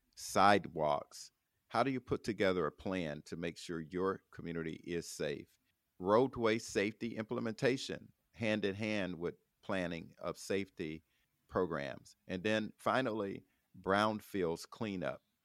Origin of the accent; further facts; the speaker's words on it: Florida, United States; my home state of, of Florida